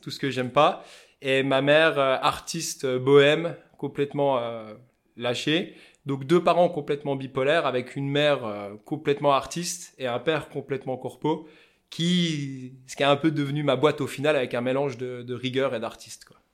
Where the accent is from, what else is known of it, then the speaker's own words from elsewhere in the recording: Épinal, Grand Est, France; accent: vosgien; Donc moi je suis d'Épinal dans les Vosges à la base